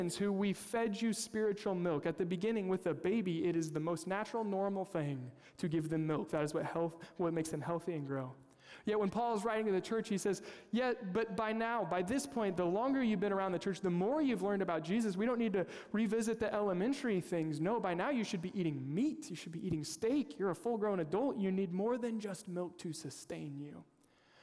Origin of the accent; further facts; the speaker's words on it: Kansas, United States; I'm from Kansas, unapologetic Chiefs fan.